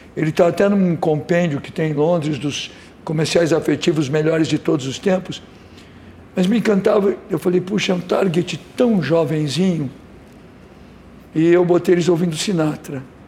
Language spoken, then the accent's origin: Portuguese; São Paulo, Brazil; also born or lived in Rio de Janeiro; sou nascido em São Paulo, muito paulista, mas adoro o Rio, virei cidadão carioca